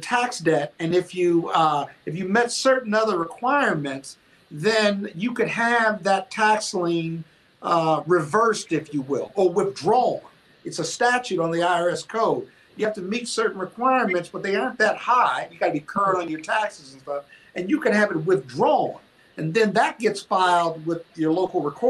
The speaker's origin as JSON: {"language": "English", "town": "Joliet", "region": "Illinois", "country": "United States", "moved": "yes", "said": "I'm from Joliet, Illinois"}